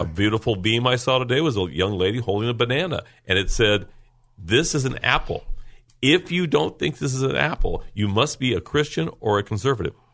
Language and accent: English; Lemon Grove, California, United States; I grew up in Lemon Grove.